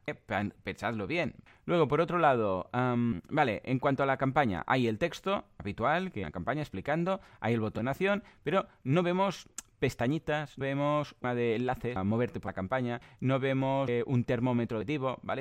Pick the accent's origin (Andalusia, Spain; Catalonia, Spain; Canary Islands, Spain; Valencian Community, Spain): Catalonia, Spain; yo igual es que soy muy catalán